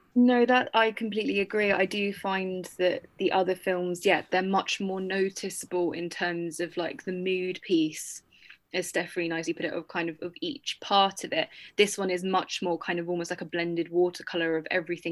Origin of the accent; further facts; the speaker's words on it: United Kingdom; as a Brit